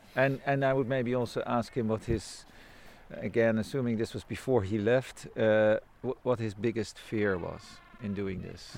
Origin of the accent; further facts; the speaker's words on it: Wassenaar, South Holland, Netherlands; I grew up in a place called Wassenaar, which is near The Hague uh-huh. in Holland.